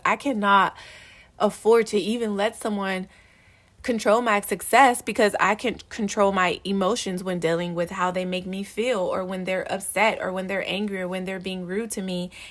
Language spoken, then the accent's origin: English; Los Angeles, California, United States; I grew up in South Central, I grew up, like, on a hundred and eighteenth and Avalon